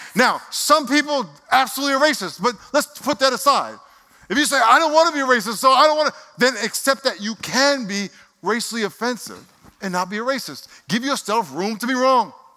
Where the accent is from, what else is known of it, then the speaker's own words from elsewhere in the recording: Nassau County, New York, United States; now in San Diego, United States; I lived in Nassau County